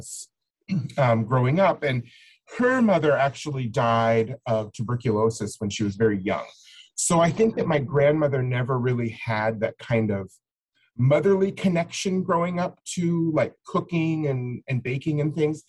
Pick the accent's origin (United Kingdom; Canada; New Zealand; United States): United States; Emmaus, Pennsylvania; So I was raised in Lehigh County. I was brought up in Emmaus.